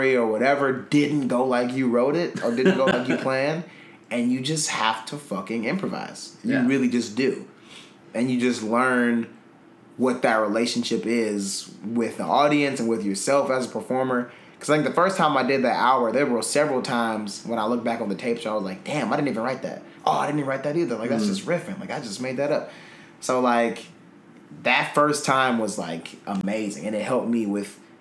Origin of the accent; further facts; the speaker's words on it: Milwaukee, Wisconsin, United States; my hometown, Milwaukee